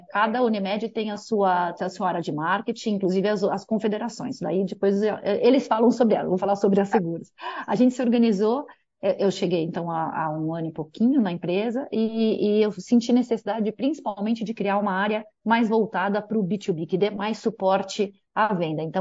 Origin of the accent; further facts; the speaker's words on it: São Paulo, Brazil; Daqui de São Paulo. Paulistana, é São Paulo. paulistana, total. Nunca morei em outra cidade, olha que coisa.